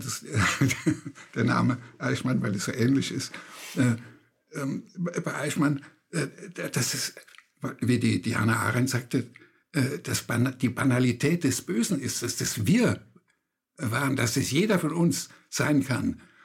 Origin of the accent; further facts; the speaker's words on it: Germany; bei uns in Deutschland, da war es sehr speziell mit Ostdeutschland